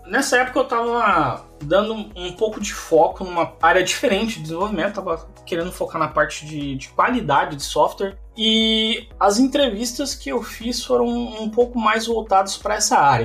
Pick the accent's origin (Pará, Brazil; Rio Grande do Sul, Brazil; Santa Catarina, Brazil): Santa Catarina, Brazil; Mafra; moved away as an adult; also born or lived in Campinas; now in Brno, Czechia; eu sou de Mafra, Santa Catarina